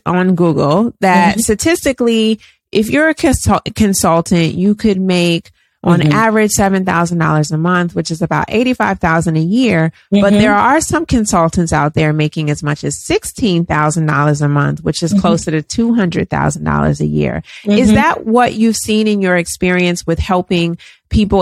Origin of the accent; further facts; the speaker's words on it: Atlanta, Georgia, United States; moved away; I'm from Atlanta